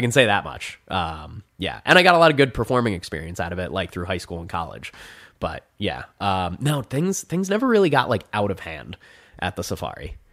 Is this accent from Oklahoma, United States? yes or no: no; New Jersey, United States; moved away as an adult; now in Phoenix, United States; there's a Six Flags in my hometown. Six Flags Great Adventure.